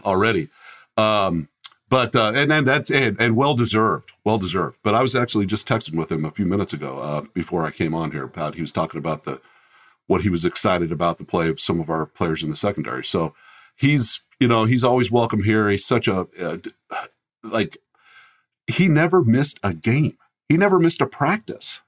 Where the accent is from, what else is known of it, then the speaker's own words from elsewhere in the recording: Colorado, United States; also born or lived in Fremont, Nebraska; when I was young, we moved to Colorado, so I grew up in Colorado.